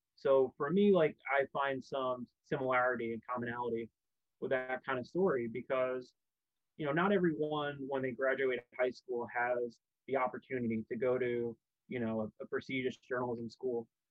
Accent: New Jersey, United States; where I grew up in Jersey

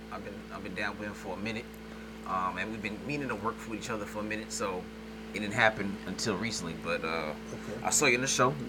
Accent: New York, United States; also born or lived in Los Angeles; now in Atlanta, United States; I'm from New York

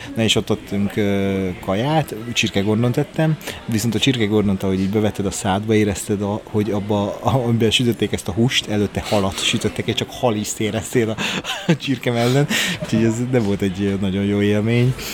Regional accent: Hungary; én vidéki vagyok

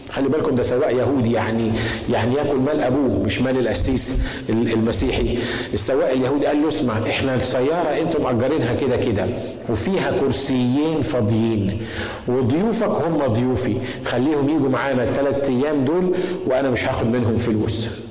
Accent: Egypt; بنقول بالمصري

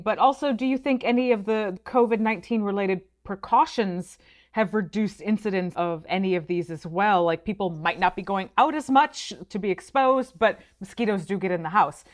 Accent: Michigan, United States; I grew up in Michigan

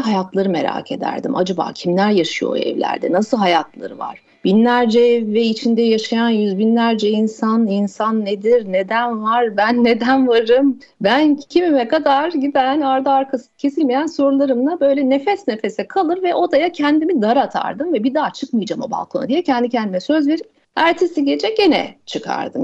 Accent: Mersin, Turkey; Mersin'de büyüdüm ben

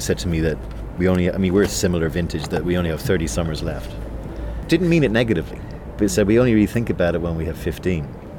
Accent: Australia; I'm Australian. I can speak the next bit of this in Australian if you like.

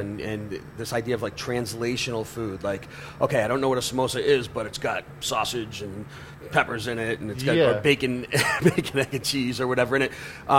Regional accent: the Northeast, Massachusetts, United States; now in Denver, United States; I grew up in the Northeast

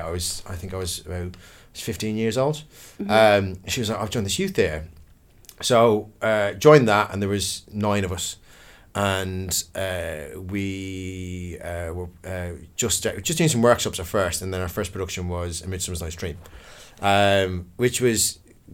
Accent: Dublin, Leinster, Ireland; also born or lived in Kildare; now in London, United Kingdom; I was born and raised in Dublin City. And then I moved to the countryside. I moved to a place called Kildare

